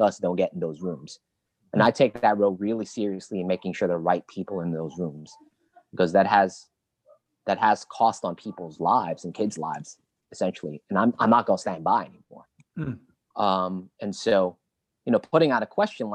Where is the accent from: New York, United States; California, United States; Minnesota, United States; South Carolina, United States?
New York, United States; New York City; growing up in East Flatbush